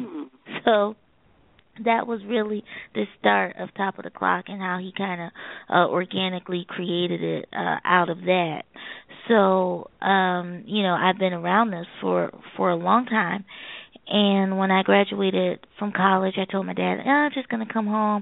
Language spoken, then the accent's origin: English; Philadelphia, Pennsylvania, United States; also born or lived in Maryland; I moved from Maryland and I moved back home to Philadelphia